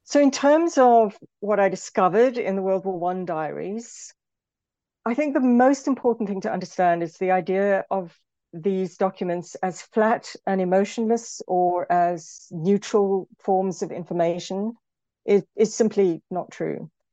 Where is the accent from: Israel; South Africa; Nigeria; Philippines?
South Africa; moved away; also born or lived in United Kingdom; as a South African, um, for example, I'm often thought, especially in Britain, the way I talk is often sometimes assumed to be aggressive, when in actual fact, from a South African perspective, it's not